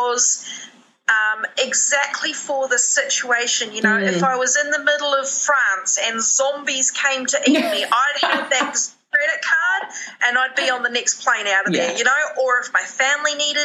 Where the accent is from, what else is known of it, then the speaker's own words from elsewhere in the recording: New Zealand; being Kiwi